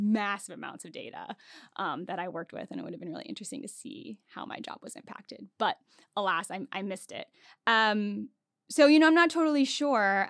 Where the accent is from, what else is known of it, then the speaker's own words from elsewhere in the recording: Hagerstown, Maryland, United States; moved away as an adult; also born or lived in Pittsburgh, Pennsylvania / San Diego, California; now in Washington, D.C., United States; I actually grew up not too far from here in Hagerstown, Maryland